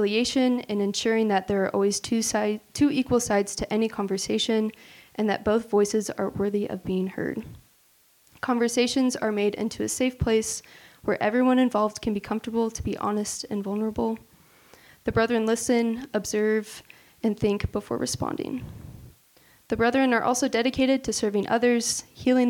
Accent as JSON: {"language": "English", "town": "McPherson", "region": "Kansas", "country": "United States", "moved": "yes", "said": "I'm originally from McPherson, Kansas. It's a super small town that not very many people know"}